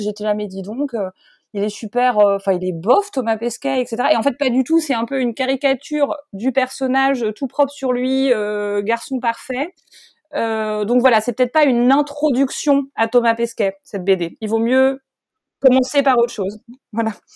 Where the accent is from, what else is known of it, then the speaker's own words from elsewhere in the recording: France; je suis française